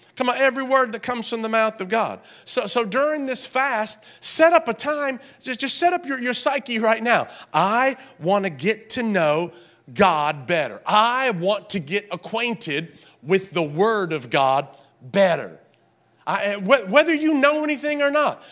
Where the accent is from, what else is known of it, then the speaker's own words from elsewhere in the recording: the South, United States; I grew up in the South